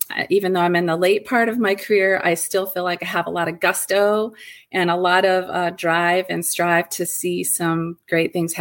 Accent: Ohio, United States; moved away as an adult; also born or lived in Michigan; I made a move from my home state, which is Ohio, to Michigan.

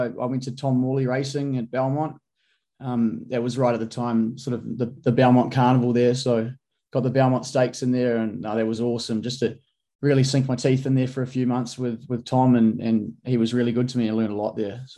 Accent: New Zealand; As a Kiwi

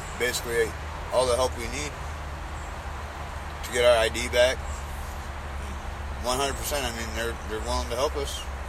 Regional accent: Michigan, United States; moved away; I'm from Michigan myself

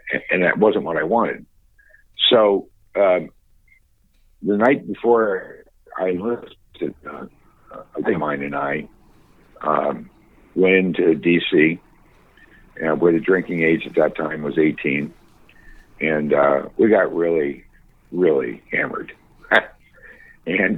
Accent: Falls Church, Virginia, United States; also born or lived in Washington, D.C.; I grew up initially in Washington, D.C., which is where I was born. Then when I was, maybe 5 or 6, we moved out to suburban Virginia, to what was then a little tiny village, I guess you'd say, called Falls Church

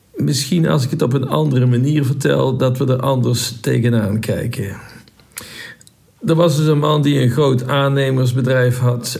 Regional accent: North Brabant, Netherlands; Wij zijn als Brabanders ik zit hier in Brabant

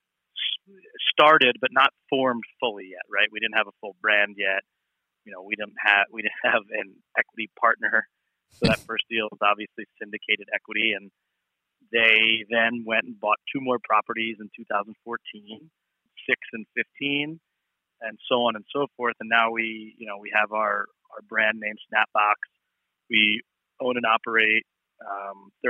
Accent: Philadelphia, Pennsylvania, United States; also born or lived in Manhattan, New York / Miami, Florida; I'm from Philly and I need to get back home, I moved back to Philly

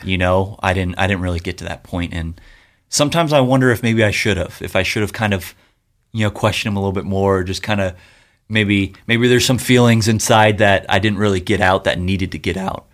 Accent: Yorba Linda, California, United States; I grew up in Yorba Linda

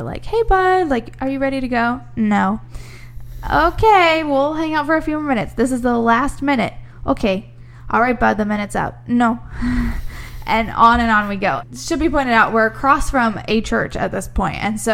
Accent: Midwest, United States; moved away; I grew up in the Midwest

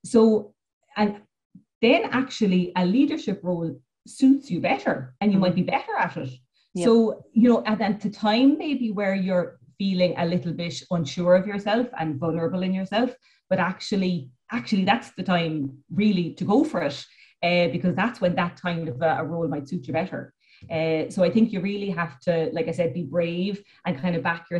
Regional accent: Cork, Munster, Ireland; I'm from the city. I'm from Cork City

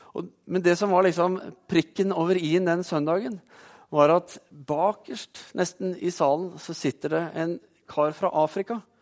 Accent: Oslo, Norway; Når jeg var tenåring, så vokste jeg opp i Oslo

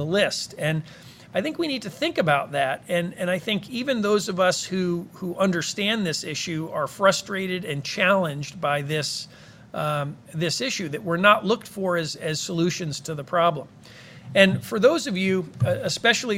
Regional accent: Cheshire, Connecticut, United States; my hometown of Cheshire, Connecticut

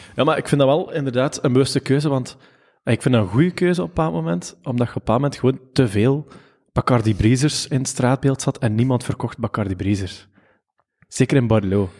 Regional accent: Ghent, Flanders, Belgium; Gentenaar zijn we

